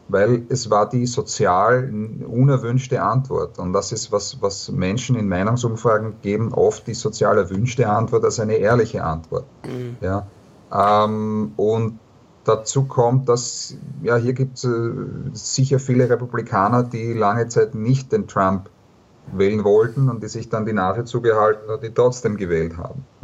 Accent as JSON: {"language": "German", "country": "Austria", "said": "aus Österreich, da haben wir das über viele Jahre ähm, verfolgt"}